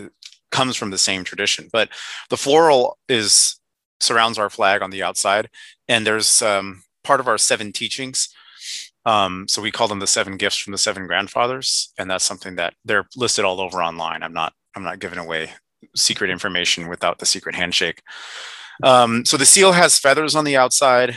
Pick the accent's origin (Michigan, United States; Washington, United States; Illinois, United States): Washington, United States; Seattle; I was born and raised out here in Seattle